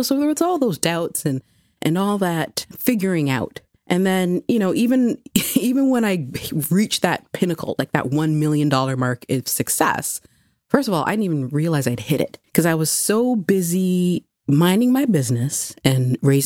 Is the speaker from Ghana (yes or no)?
yes; Ghana; also born or lived in Mississauga; I'm Ghanaian.